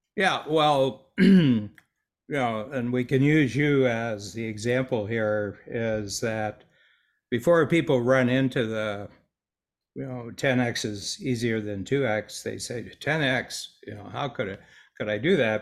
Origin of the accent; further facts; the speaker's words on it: Northern Ohio, United States; moved away as an adult; also born or lived in Toronto; I grew up with a farm boy in Northern Ohio